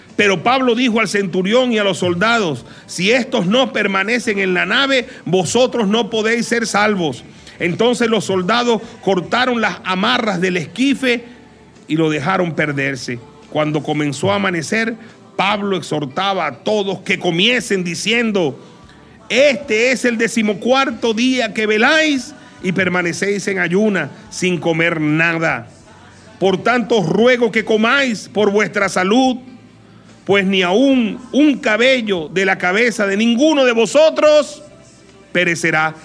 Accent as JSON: {"language": "Spanish", "country": "Venezuela", "said": "somos los venezolanos"}